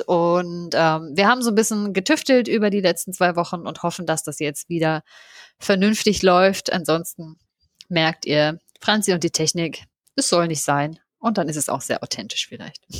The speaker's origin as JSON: {"language": "German", "region": "home town in Brandenburg", "country": "Germany", "tie": "born or raised there", "said": "in meinem Heimatort auf einem Weinberg"}